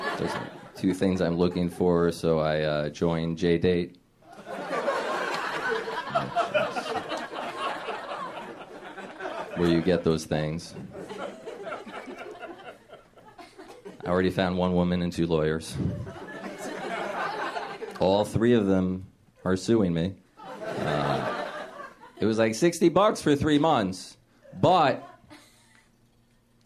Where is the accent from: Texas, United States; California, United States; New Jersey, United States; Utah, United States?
New Jersey, United States; also born or lived in Chicago; now in Los Angeles, United States; I grew up in New Jersey, spent a lot of time in Chicago, and I moved here.